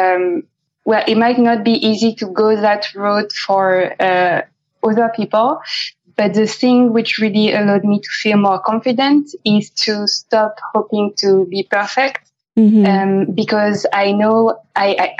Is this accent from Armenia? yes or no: no; France; moved away as an adult; also born or lived in Amsterdam, Netherlands; now in London, United Kingdom; we used to live in Amsterdam before London, and we're both French.